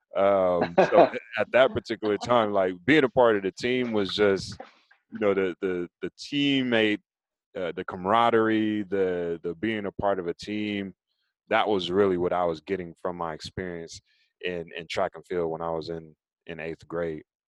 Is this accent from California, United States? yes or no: no; Raleigh, North Carolina, United States; I'm originally from Raleigh, North Carolina, and as a kid growing up in Raleigh